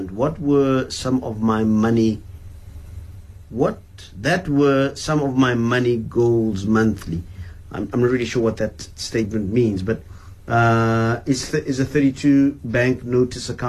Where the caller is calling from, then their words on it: Boksburg, Gauteng, South Africa; I'm from Boksburg.